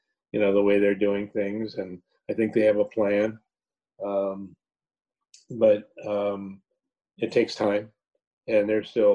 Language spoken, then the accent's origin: English; Los Angeles, California, United States; I grew up in Los Angeles